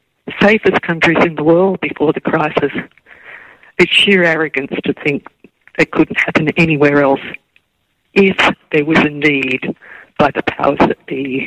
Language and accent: English; Australia; I'm from Australia.